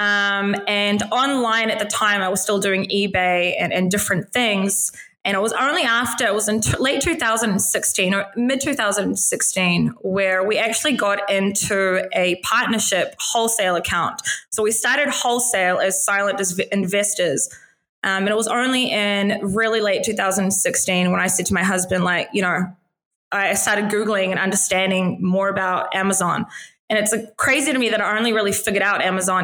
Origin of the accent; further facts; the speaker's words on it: Auckland, New Zealand; moved away; I was born and raised in New Zealand, to parents who immigrated